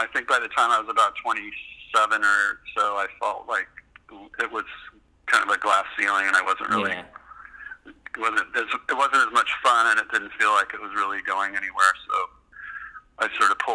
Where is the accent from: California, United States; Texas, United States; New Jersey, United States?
California, United States; Livermore; also born or lived in Los Angeles; I grew up in Livermore, and moved to LA in 1978